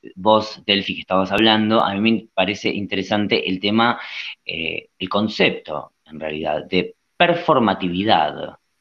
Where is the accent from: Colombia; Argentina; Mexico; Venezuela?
Argentina; nosotros somos argentinos, estamos en Argentina